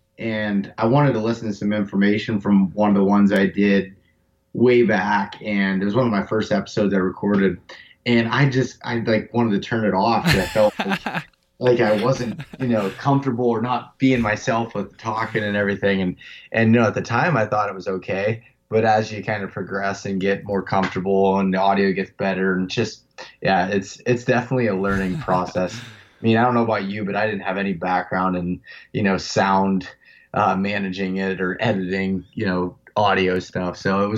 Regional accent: Pennsylvania, United States; I'm from North Central Pennsylvania, just a small town up in the Pennsylvania Wilds region.

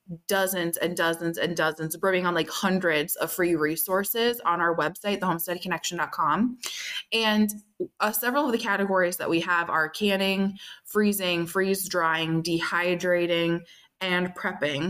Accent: Minnesota, United States; I'm from Minnesota, and that's where Spam came from

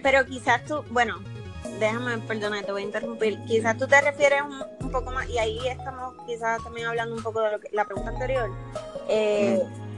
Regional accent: Toa Baja, Puerto Rico; yo me crié en Tuabaja, en Levitown

